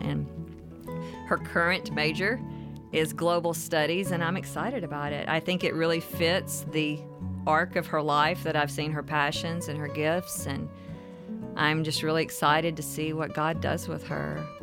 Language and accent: English; mountains of North Carolina, United States; moved away as an adult; now in Nashville, United States; I spent my childhood in Appalachia in the mountains of North Carolina